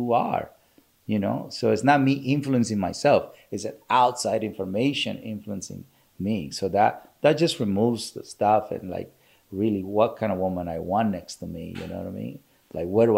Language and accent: English; Culiacán, Sinaloa, Mexico; moved away; I grew up in Sinaloa, Mexico, Culiacán, Sinaloa, Mexico